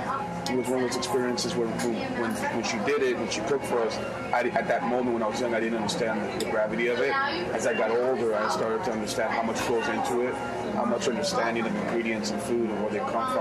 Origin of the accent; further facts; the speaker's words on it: New York City, New York, United States; I grew up in New York City, you know, going to Brooklyn